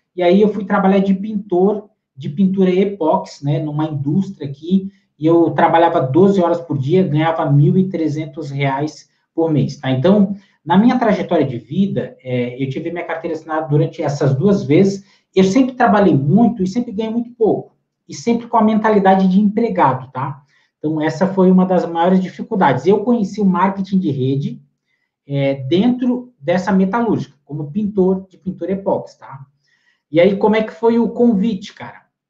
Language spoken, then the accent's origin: Portuguese; Lages, Santa Catarina, Brazil; now in Palhoça, Brazil; eu sou natural de Lages, aqui em Santa Catarina